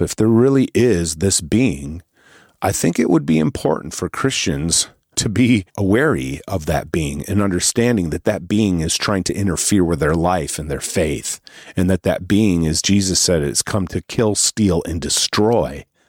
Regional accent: Northeast, United States; I'm from the Northeast

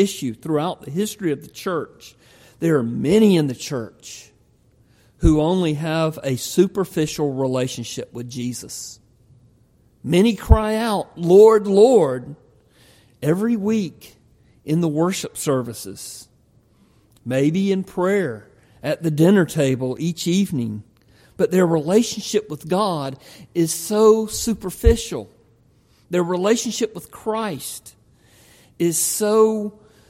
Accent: the South, United States; I grew up in the South. Grew up in a little country church

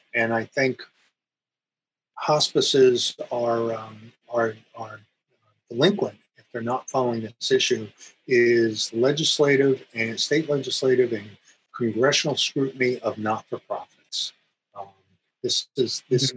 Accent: New Jersey, United States; moved away as an adult; also born or lived in Iowa; I grew up in New Jersey

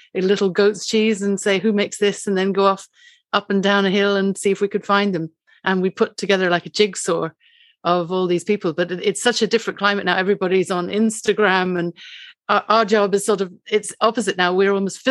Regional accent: Fiji; also born or lived in Africa; now in West Cork, Ireland; I was born in Africa and I was brought up in Fiji

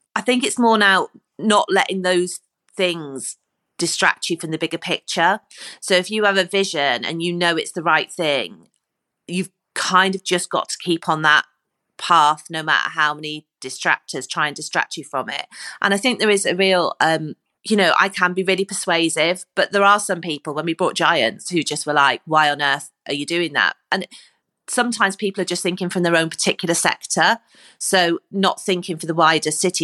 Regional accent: Corby, East Midlands, United Kingdom; moved away as an adult; now in Liverpool, United Kingdom; I come from Cor, from a place called Corby, and we didn't even have drama in our school

